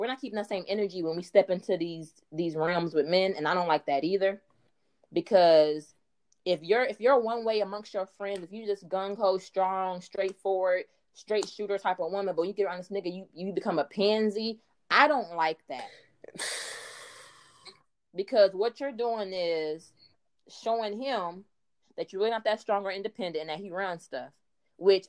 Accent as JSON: {"language": "English", "town": "Dayton", "region": "Ohio", "country": "United States", "said": "I am from Dayton, Ohio"}